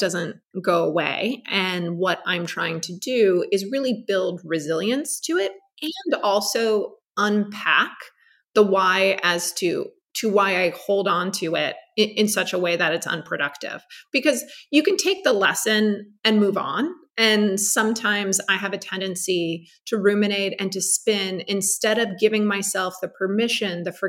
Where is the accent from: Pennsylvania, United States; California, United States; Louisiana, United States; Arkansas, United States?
California, United States; Los Angeles; growing up in Los Angeles